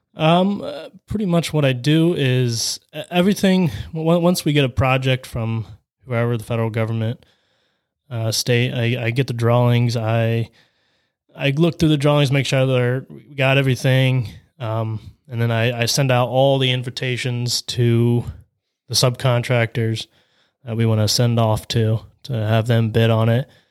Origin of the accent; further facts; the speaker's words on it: Salineville, Ohio, United States; I was born and raised in Saline, Ohio